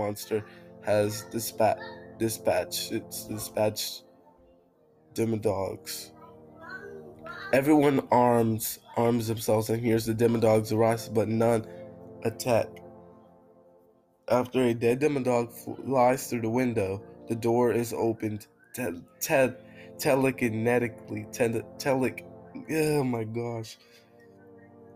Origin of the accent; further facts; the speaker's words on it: United Kingdom; I'm British